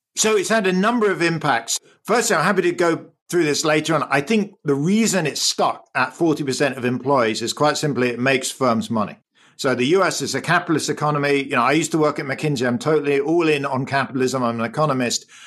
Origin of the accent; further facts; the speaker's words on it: England, United Kingdom; accent: English; moved away; I grew up in the U K. You can probably hear my English accent.